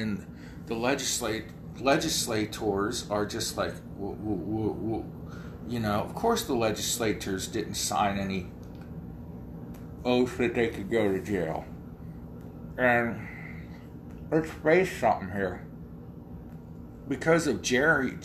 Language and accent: English; Ohio, United States; that's my home state.